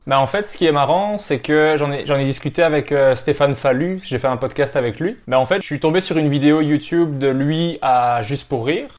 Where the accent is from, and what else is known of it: Belgium